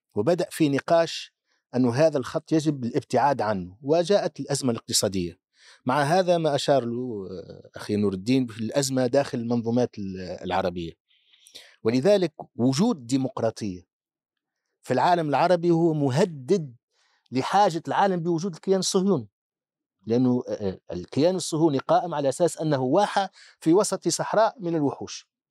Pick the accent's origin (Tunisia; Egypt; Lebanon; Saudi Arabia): Tunisia; عندنا في تونس